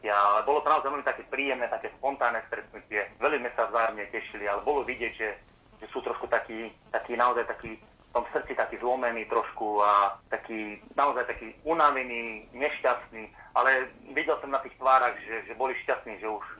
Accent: Veľký Krtíš, Banská Bystrica Region, Slovakia; now in western Slovakia, Slovakia

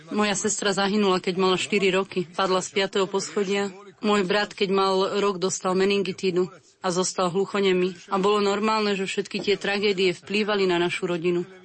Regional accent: Split, Split-Dalmatia County, Croatia; born there; a narodil som sa v Splite v Chorvátsku v jednej katolíckej rodine

